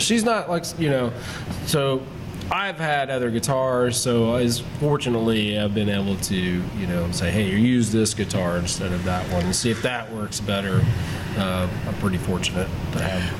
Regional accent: Pendleton, Indiana, United States; I grew up uh, outside of Pendleton, right on the Hancock County

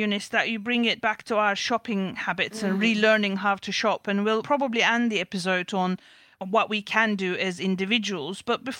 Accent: Turkey; now in United Kingdom; these issues are not limited to the United Kingdom where we live. Growing up in Turkey

